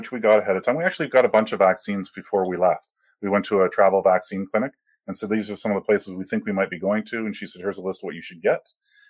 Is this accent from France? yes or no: no; Canada; No, I'm Canadian.